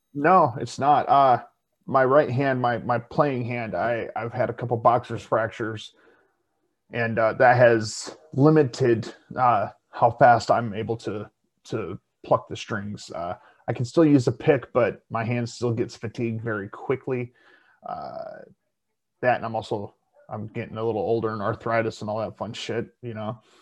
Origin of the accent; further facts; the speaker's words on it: South Dakota, United States; being from South Dakota